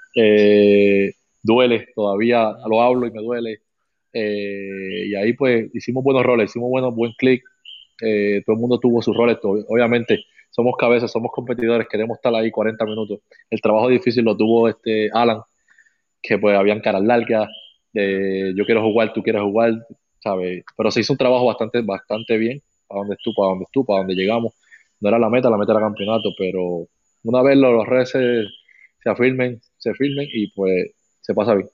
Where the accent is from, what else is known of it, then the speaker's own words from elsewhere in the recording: Carolina, Puerto Rico; yo soy de Carolina